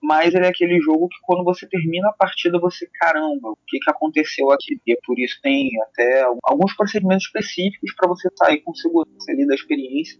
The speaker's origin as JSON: {"language": "Portuguese", "region": "Rio de Janeiro", "country": "Brazil", "accent": "carioca periférico", "said": "um sotaque carioca periférico"}